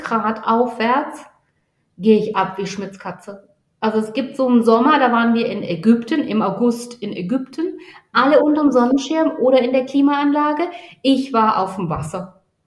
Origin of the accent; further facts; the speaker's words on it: Baden-Württemberg, Germany; accent: Badisch; meinem badischen Dialekt